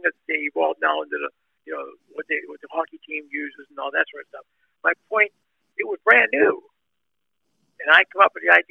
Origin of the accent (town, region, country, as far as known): near Turtle Creek, Pennsylvania, United States; born or raised there; moved away as an adult; also born or lived in Wichita, Kansas